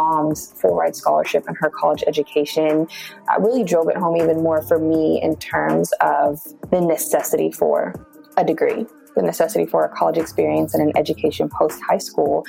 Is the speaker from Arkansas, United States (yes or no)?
no; Amarillo, Texas, United States; I'm originally from Amarillo, Texas